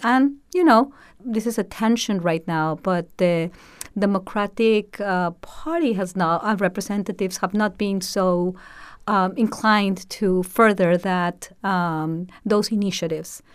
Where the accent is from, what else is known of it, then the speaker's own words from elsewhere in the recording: Mexico; moved away as an adult; also born or lived in Brownsville, Texas; now in United States; I was born and raised in Mexico